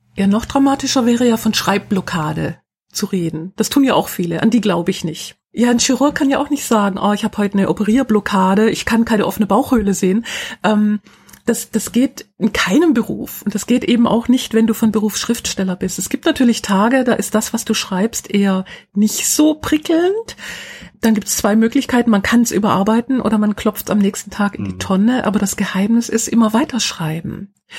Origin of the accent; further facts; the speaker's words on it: Schwäbisch Hall, Baden-Württemberg, Germany; in meiner Heimatstadt Schwäbisch Hall